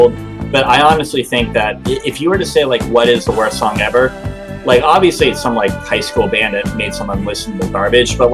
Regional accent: Methuen, Massachusetts, United States; my hometown of Methuen, Massachusetts

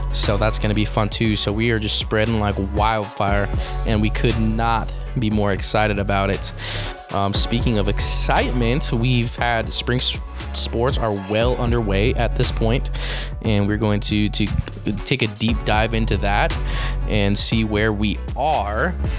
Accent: Grantsville, Utah, United States; now in St. George, United States; I'm from a fairly small town. I wouldn't say like I uh, like a very country, but I'm from Grantsville, Utah, and I was around a lot of stuff like that.

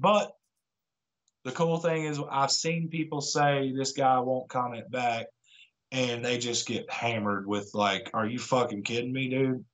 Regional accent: near Atlanta, Georgia, United States; I'm from Georgia, uh, pretty close to Atlanta

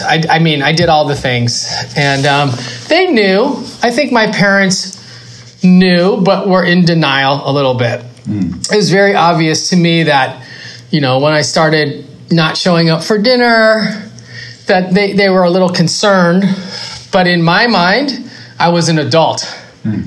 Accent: Los Angeles, California, United States; I am from West Los Angeles

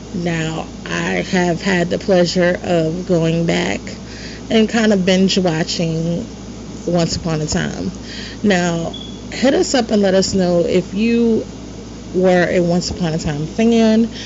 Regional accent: New York, United States; moved away as an adult; now in Virginia, United States; growing up in New York.

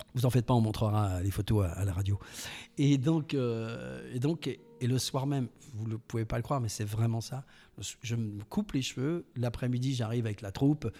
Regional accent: Mimizan, Nouvelle-Aquitaine, France; je suis né au, je suis né à Mimisan

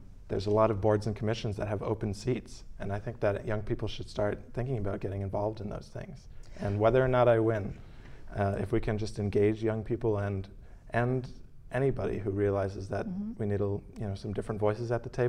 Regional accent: Falmouth, Massachusetts, United States; I'm from Falmouth, born and raised. My mom was also from Falmouth. My family first originally came to Cape Cod after the Second World War.

